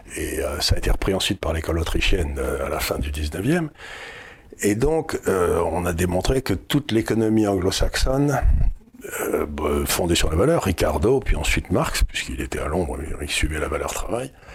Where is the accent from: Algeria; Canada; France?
France; je suis français